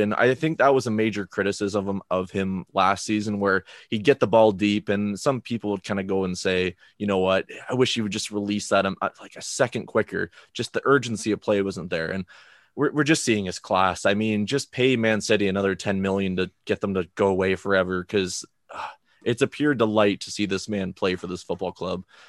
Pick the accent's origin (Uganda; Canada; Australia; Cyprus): Canada; as an international fan, as a Canadian Villa fan